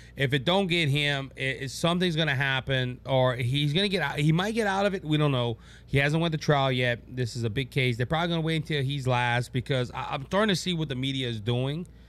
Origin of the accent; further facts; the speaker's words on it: Louisiana, United States; Louisiana, my home state